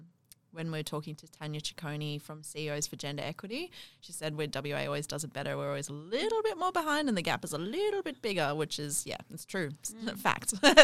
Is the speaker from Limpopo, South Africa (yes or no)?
no; Johannesburg, Gauteng, South Africa; also born or lived in Melbourne; I'm from South Africa.